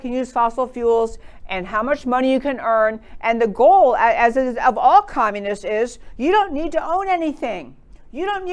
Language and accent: English; New York, United States; I grew up in New York and I can talk pretty fast